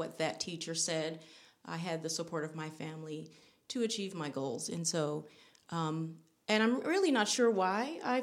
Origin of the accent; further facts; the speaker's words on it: Vallejo, California, United States; Born and raised in Vallejo, California